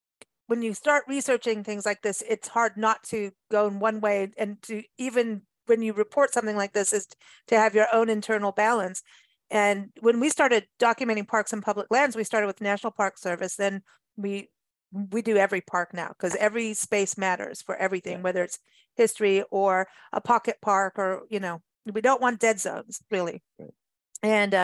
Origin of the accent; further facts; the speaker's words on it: Kenya; also born or lived in South Africa; I grew up in Africa, so yeah. Out in the bush in Kenya and South Africa, and my best nights were listening to hyenas and jackals.